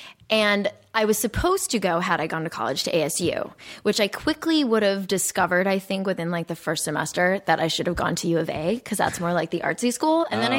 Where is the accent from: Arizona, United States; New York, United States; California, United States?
Arizona, United States; Phoenix; I grew up in Arizona.